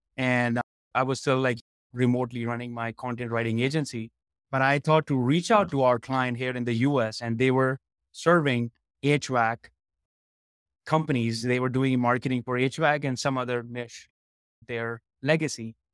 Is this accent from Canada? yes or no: no; India; moved away; So I born and raised in India, and I was into IT for almost a decade